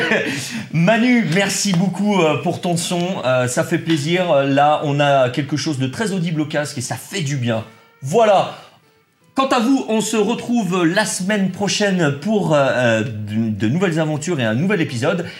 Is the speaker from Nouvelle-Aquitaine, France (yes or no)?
no; Saint-Étienne, Auvergne-Rhône-Alpes, France; on est stéphanois